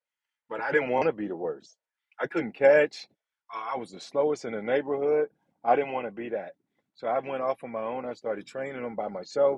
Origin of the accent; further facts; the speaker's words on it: Belgrade, Serbia; One of the fastest guys in my hometown back in Belgrade.